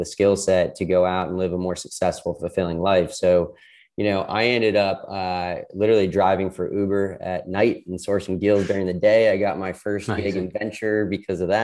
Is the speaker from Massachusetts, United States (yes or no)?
yes; outside of Boston, Massachusetts, United States; moved away as an adult; also born or lived in Miami; I was born and raised outside of Boston